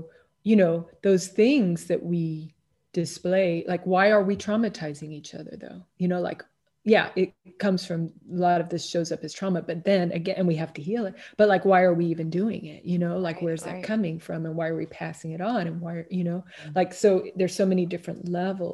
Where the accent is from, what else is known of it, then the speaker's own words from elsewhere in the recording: Kansas City, Missouri, United States; moved away as an adult; also born or lived in Washington, District of Columbia, United States / Tucson, Arizona / Miami, Florida / Southern Maine; now in Los Angeles, United States; I grew up in Kansas City, Missouri, Midwest, then went out to DC for school, for university, and transferred out to Tucson, Arizona